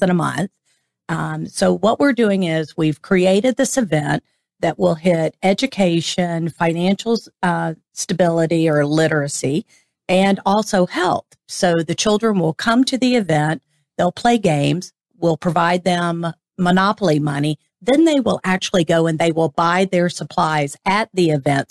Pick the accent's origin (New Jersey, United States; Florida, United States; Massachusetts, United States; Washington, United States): Florida, United States; St. Augustine; I was born here in St. Augustine